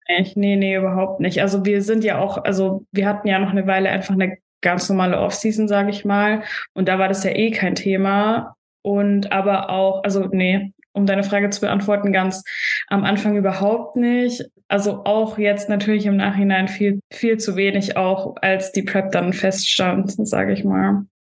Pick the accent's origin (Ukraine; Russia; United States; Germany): Germany; Stuttgart, Baden-Württemberg; moved away as an adult; now in Vienna, Austria; ich komme eigentlich aus Deutschland, aus Stuttgart und wohne auch erst seit zwei Jahren in Wien.